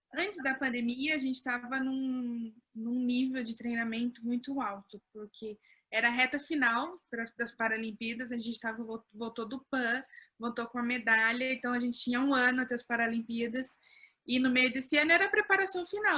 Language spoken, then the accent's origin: Portuguese; Pinhão, Paraná, Brazil; eu não sou de São Paulo, eu sou de uma cidade chamada Pinhão, bem no interior do Paraná